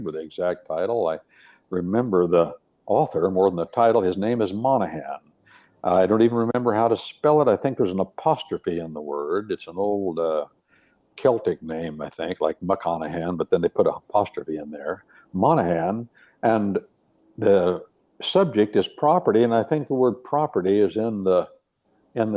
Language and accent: English; United States; I'm an American, I'm not British